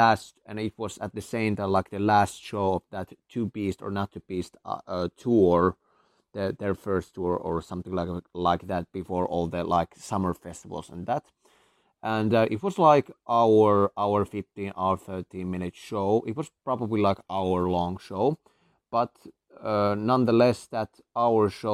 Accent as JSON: {"language": "English", "country": "Finland", "said": "I come from Finland"}